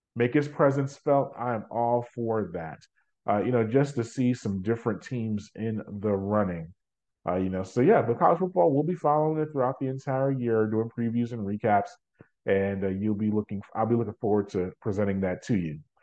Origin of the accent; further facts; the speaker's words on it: New York, United States; now in Georgia, United States; I go back to my New Yorker days as a New Yorker, uh, and if I was still living in New York